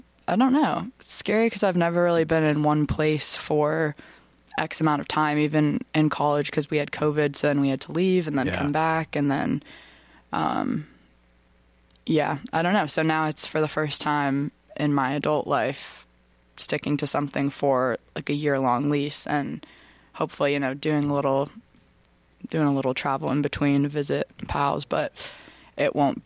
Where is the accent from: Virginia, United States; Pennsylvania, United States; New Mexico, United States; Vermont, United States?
Vermont, United States; growing up in Vermont is very sheltered